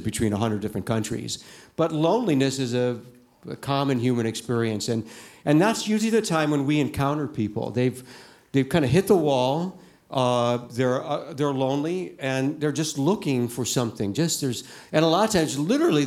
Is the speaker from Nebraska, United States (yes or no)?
no; Ohio, United States; moved away as an adult; also born or lived in Shanghai, China; now in China; I'm from Ohio originally